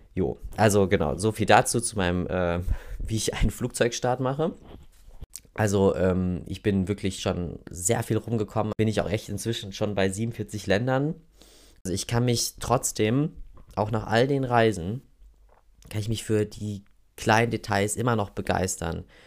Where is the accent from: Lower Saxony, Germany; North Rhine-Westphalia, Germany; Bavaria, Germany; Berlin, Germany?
North Rhine-Westphalia, Germany; Oberhausen; accent: Ruhrpott (Dat und Watt); moved away as an adult; also born or lived in Germersheim; Ich bin in Oberhausen geboren, im Kohlepott, wie man so schön sagt. Ich glaube, das merkt ihr auch manchmal an meinem, wenn ich so voll am Quatschen bin, dass da mal so zwischendurch so ein Dat und Watt ähm, durchkommt.